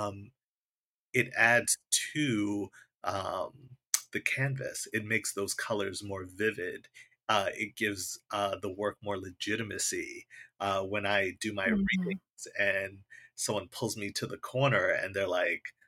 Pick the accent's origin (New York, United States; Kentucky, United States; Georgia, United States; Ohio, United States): New York, United States; I grew up in New York